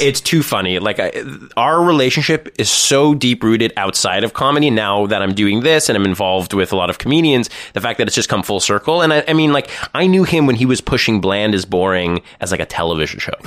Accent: Thornhill, Ontario, Canada; also born or lived in North York; I was raised in Thornhill

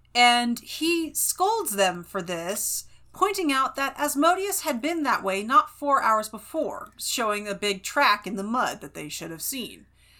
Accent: West Coast, United States; also born or lived in Fresno, California; I grew up on the West Coast.

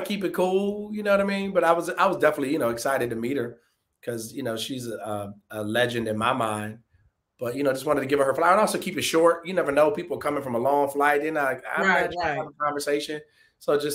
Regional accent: Detroit, Michigan, United States; my hometown, Detroit

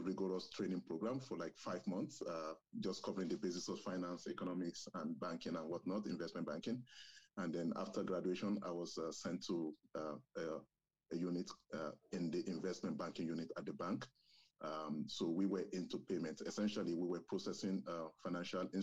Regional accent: southwestern Nigeria, Nigeria; first language Yoruba; English is a second language; moved away as an adult; now in Canada; I also speak my native language, which is Yoruba. We are from southwestern Nigeria.

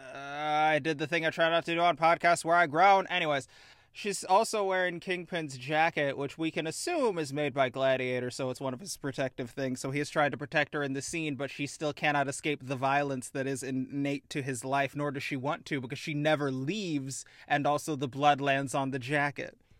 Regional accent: Midwest, United States; As a Midwesterner

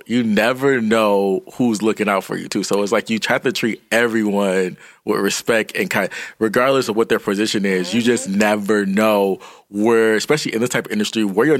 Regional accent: Detroit, Michigan, United States; I was raised in Detroit, but I got kicked out of private school in Detroit, so I had to move to the suburbs.

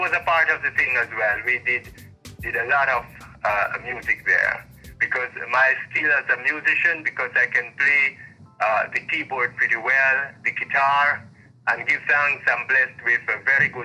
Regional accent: Kilmarnock, Saint Elizabeth, Jamaica; also born or lived in Kingston; I was born in Kilmarnock, St. Elizabeth. I grew up in this community

